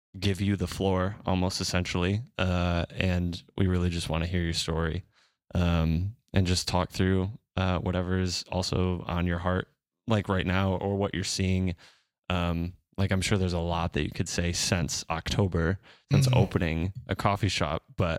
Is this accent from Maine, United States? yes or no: no; Rockford, Michigan, United States; my hometown of Rockford.